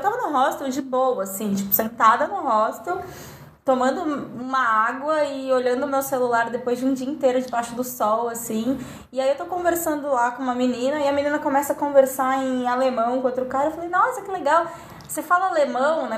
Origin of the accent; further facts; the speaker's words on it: Brazil; Eu sou brasileira